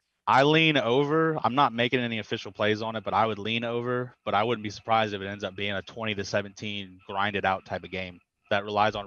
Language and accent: English; Ohio, United States; No, I'm from Ohio, as a matter of fact.